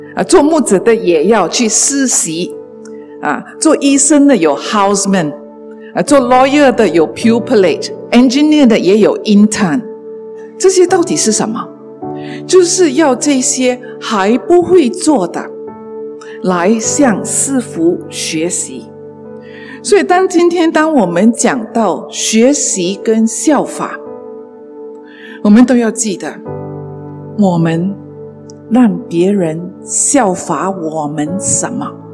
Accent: Malaysia; 在我们马来西亚的，啊，幼稚园的教育

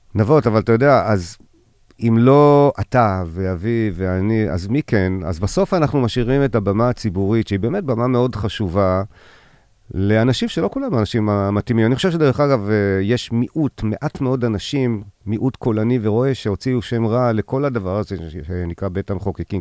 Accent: Ein HaShlosha, Southern District, Israel; now in Tel Aviv, Israel; אני נולדתי בקיבוץ עין השלושה

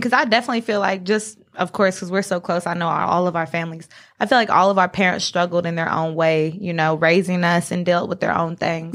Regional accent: Asheboro, North Carolina, United States; I'm twenty-three years old from Ashboro, North Carolina

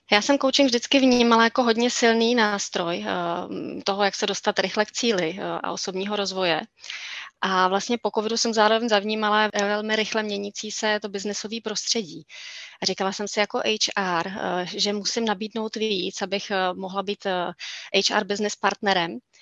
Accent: East Bohemia, Czechia; Lipchavy jsou ve východních Čechách, odkud pocházím.

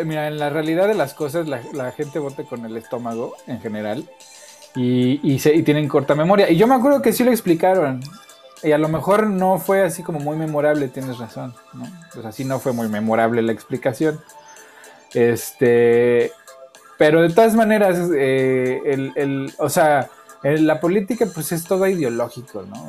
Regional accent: Mexico; con la gente con la que yo crecí, con vivir en México

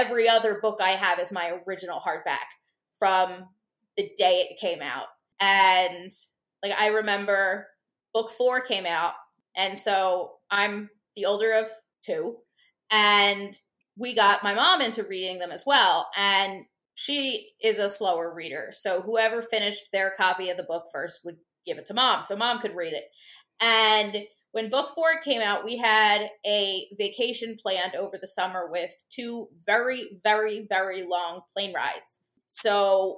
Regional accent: United States; I'm an American

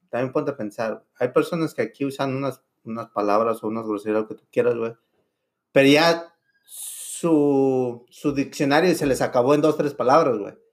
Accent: Mexico; Yo les digo, mira, si soy mexicano, güey. Y allá no distinguimos el puto color

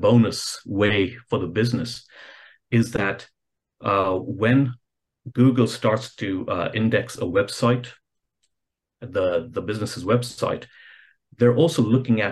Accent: Kenya; I'm originally from Kenya

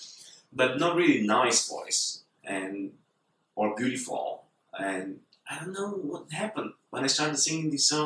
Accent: Bulgaria; I'm from Bulgaria

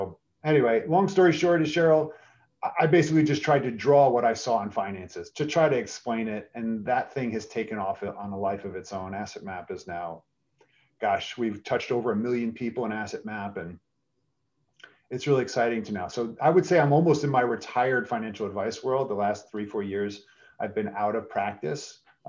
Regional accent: New York City, New York, United States; now in Philadelphia, United States; I'm originally from New York City, moved to Philadelphia with my mom, single mom who brought us here, and stayed in Philadelphia after graduation.

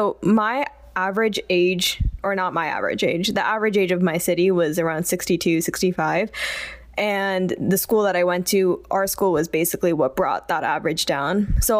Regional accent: Florida, United States; moved away as an adult; I grew up in Florida. Was it diverse? The area that I was from was not super diverse. In fact, was not diverse at all.

